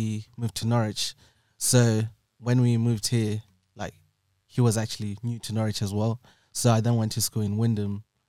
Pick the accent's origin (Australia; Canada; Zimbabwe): Zimbabwe; now in United Kingdom; I was born in Zimbabwe. Then I came to the UK for like a holiday in 2006